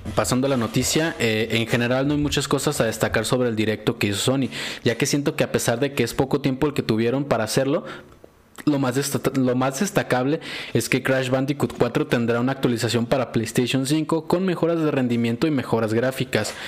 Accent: Mexico; nosotros que somos de México

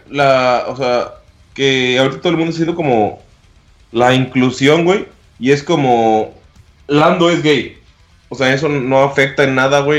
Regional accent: Yucatán, Mexico; Nacimos en la, peli en la República de Yucatán.

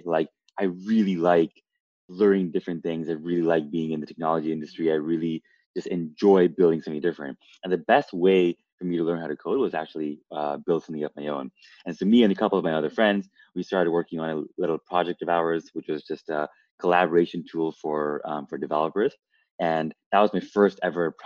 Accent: Canada; moved away as an adult; also born or lived in Toronto; now in Los Angeles, United States; I'm originally from Canada, and I spent a bunch of my time in Toronto.

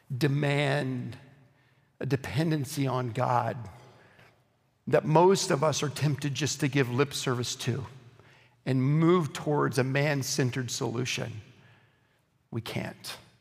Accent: Oklahoma, United States; I grew up in Oklahoma

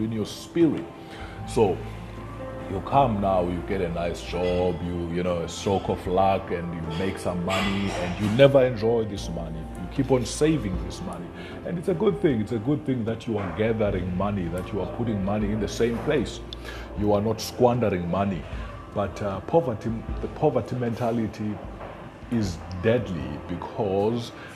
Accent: Ngcobo, Eastern Cape, South Africa; I come from Eastern Cape. I was born in Ngcobo, and you know, it's a kwaveju. I grew up there.

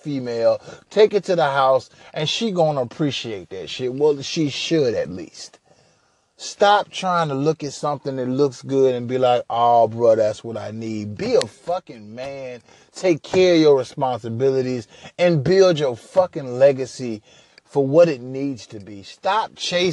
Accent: Huntsville, Alabama, United States; also born or lived in Minneapolis, Minnesota; now in Houston, United States; I'm originally from Minneapolis, Minnesota, raised in Huntsville, Alabama, so I've been a few different places in the South, but now I reside in Houston, Texas

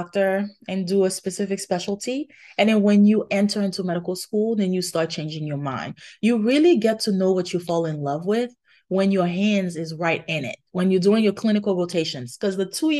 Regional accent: Haiti; moved away; I grew up in Haiti

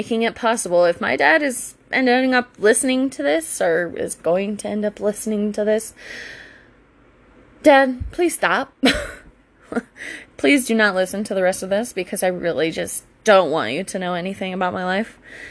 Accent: Virginia, United States; anyways, I grew up in Virginia. I played lacrosse for, I think it was either my junior or senior year of high school.

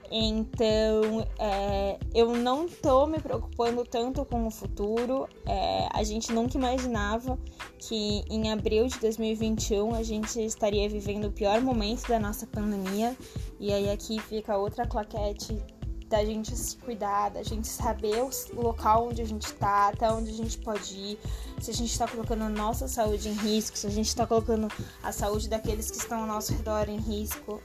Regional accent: São Paulo, Brazil; moved away as an adult; now in Caraíva, Brazil; eu sou paulista, paulista da gema, paulista da capital

